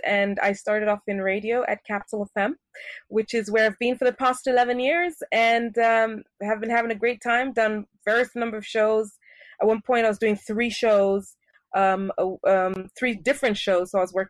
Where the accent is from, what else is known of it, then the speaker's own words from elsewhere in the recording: Paris, Île-de-France, France; also born or lived in Switzerland / Japan / Kenya; Growing up, I grew up in Europe, in Paris, to be exact, and I attended international schools. I went to school in Switzerland, I went to school in Japan, and I went to school in Kenya.